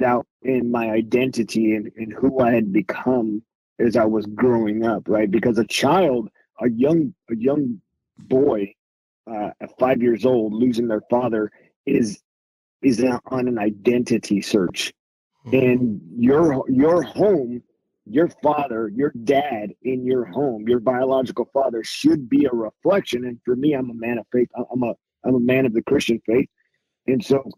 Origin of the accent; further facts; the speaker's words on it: Whittier, California, United States; moved away as an adult; I grew up in Whittier, California. So that's originally where I'm from.